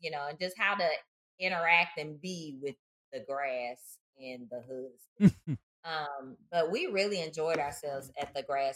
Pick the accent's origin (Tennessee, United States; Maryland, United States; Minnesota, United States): Tennessee, United States; Nashville; Native Nashville too. Yes, I was born and raised in Nashville, Tennessee.